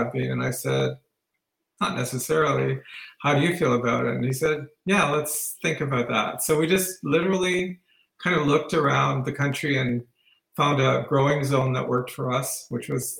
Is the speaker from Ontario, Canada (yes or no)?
yes; Sault Ste. Marie, Ontario, Canada; I grew up in Sault Ste. Marie. I'm a Northern Ontario boy